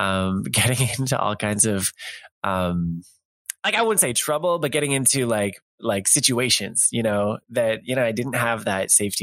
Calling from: Toronto, Ontario, Canada; also born or lived in France; I am a young man. I'm calling from Toronto right now.

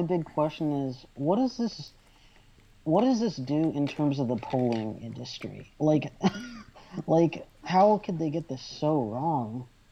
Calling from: Fort Worth, Texas, United States; Oh, I'm calling from Fort Worth in Texas

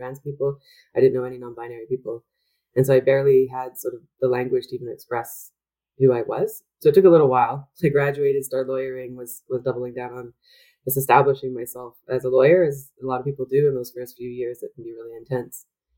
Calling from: Vancouver, British Columbia, Canada; I should mention that I'm joining you from Vancouver, which is the unceded and traditional territory of the Coast Salish peoples.

